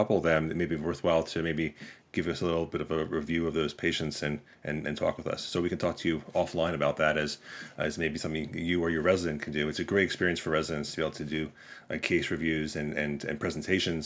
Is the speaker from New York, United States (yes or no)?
yes; New York, United States; now in Kansas, United States; I'm originally a New Yorker. I live in Kansas now.